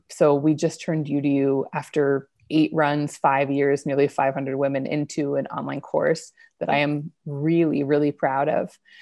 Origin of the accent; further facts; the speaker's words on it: Idaho, United States; moved away; also born or lived in New York City; I grew up in Idaho